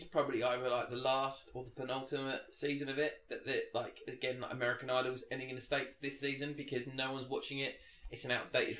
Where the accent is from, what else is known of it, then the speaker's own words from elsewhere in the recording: Essex, East of England, United Kingdom; I'm from Essex.